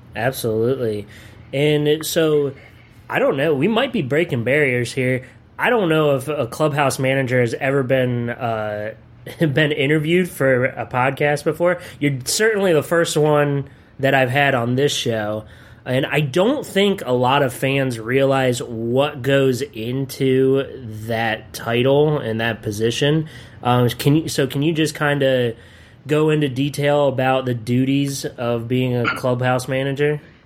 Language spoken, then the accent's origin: English; Pennsylvania, United States; moved away as an adult; also born or lived in Wisconsin; now in Delmarva, United States; I grew up on the East Coast, clearly in Pennsylvania